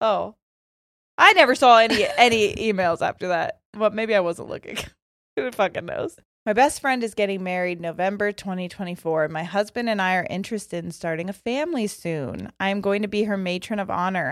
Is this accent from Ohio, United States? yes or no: yes; Ohio, United States